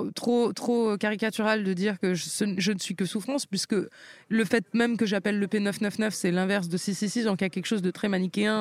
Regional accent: France; j'ai grandi en France

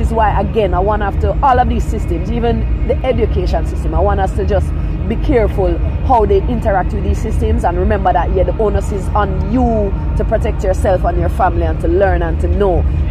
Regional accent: Kingston, Jamaica; also born or lived in Falmouth, Trelawny, Jamaica; originally from Trelawney, West what? Jamaica, yeah. And then I grew up in Kingston

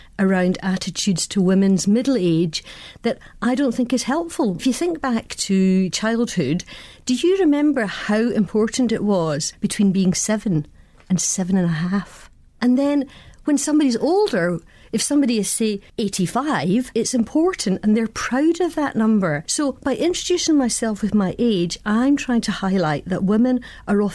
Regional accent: Scotland, United Kingdom; I'm Scottish, I'm white, and I'm a lesbian.

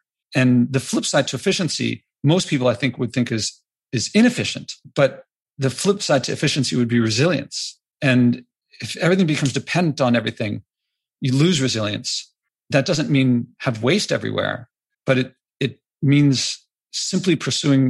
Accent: United States; as an American

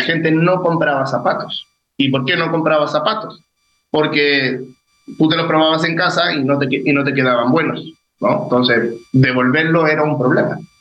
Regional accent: Chile; ya soy chileno

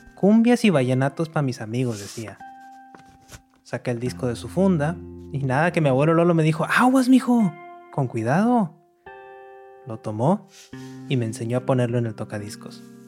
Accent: Monterrey, Nuevo León, Mexico; now in New York, United States; Nací en Monterrey, al noreste de México, y hace varios años que me fui a vivir a Nueva York

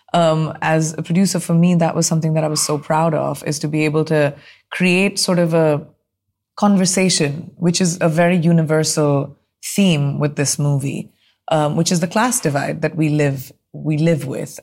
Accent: India; moved away; as an Indian

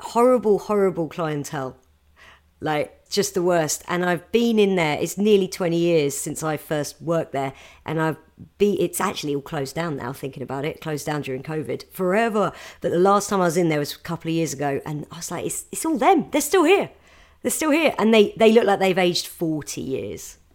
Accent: a village near Gatwick, South East England, United Kingdom; I grew up in a village near Gatwick

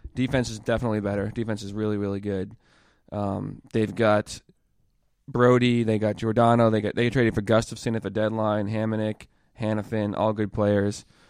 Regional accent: Boston, Massachusetts, United States; I'm coming from Boston

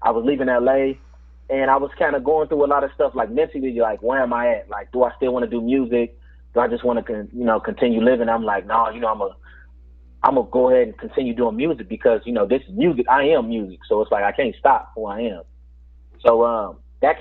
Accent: Tulsa, Oklahoma, United States; moved away as an adult; also born or lived in St. Louis / Los Angeles; I'm from Tulsa, Oklahoma

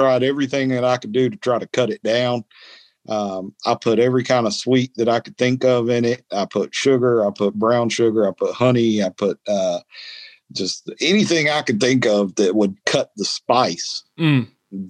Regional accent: North Carolina, United States; I was born in North Carolina

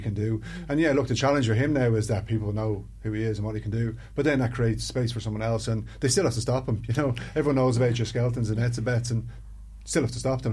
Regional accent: Ireland

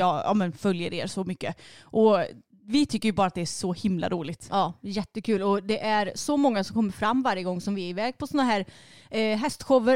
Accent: Sweden; för mig som är svensk

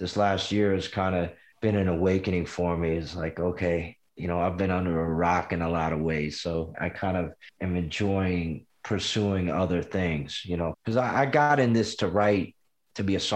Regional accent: Washington, District of Columbia, United States; also born or lived in Memphis, Tennessee / Greenville, Mississippi; But I moved to Washington, D.C. at 5, 6 years old.

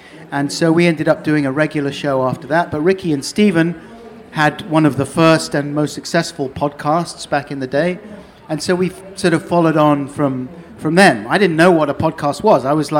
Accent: London, United Kingdom; now in Norwich, United Kingdom; Yeah, off the Earl's Court Road.

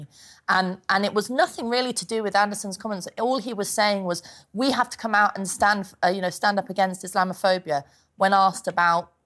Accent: London, United Kingdom; born or raised there

